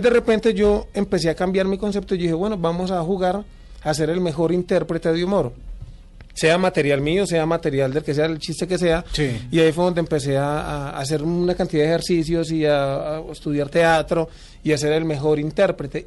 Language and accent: Spanish; Cali, Valle del Cauca, Colombia; Yo soy de Cali